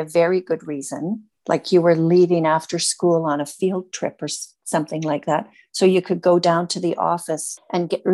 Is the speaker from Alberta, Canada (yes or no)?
no; Prince George, British Columbia, Canada; growing up in Prince George